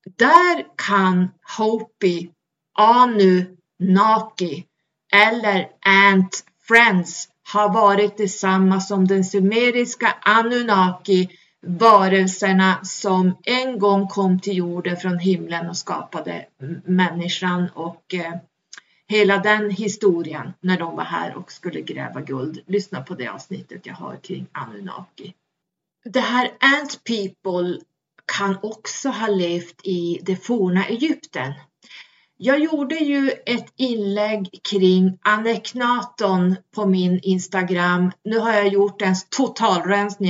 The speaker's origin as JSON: {"language": "Swedish", "country": "Sweden", "said": "vi svenskar"}